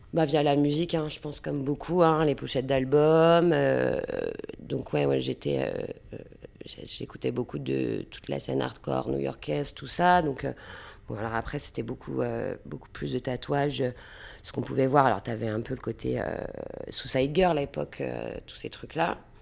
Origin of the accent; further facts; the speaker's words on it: Saint-Malo, Brittany, France; moved away as an adult; also born or lived in Rennes; now in Nantes, France; je viens de Saint-Malo